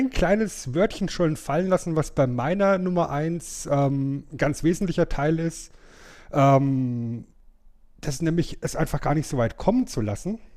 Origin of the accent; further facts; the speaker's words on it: Bavaria, Germany; Geht leider nicht, weil wir in Franken, ja, wo ich herkomme, zum Lachen tendenziell in einen Keller gehen.